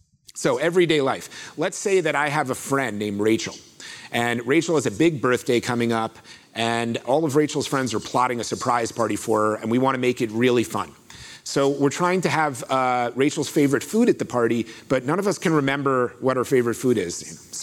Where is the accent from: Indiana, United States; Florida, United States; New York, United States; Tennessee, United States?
Florida, United States; I grew up in Florida, where I come from, it's this hot or hotter for most of the year, so it's no big deal.